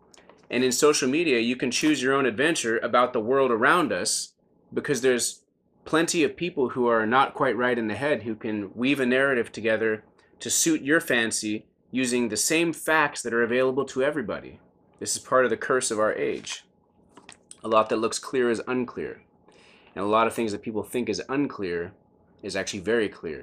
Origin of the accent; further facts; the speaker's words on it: United States; I'm so glad that I'm an American